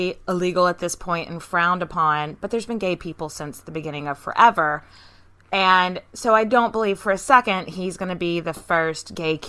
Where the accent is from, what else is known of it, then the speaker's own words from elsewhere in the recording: Texas, United States; We're from Texas, in case you can't tell.